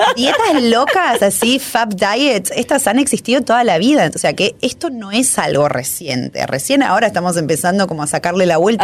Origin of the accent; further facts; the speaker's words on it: Argentina